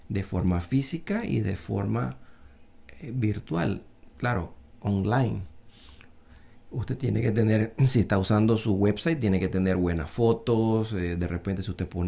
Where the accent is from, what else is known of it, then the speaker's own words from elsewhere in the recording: Panama; los paisanos que son chinos como yo, yo soy mitad chino, mitad panameño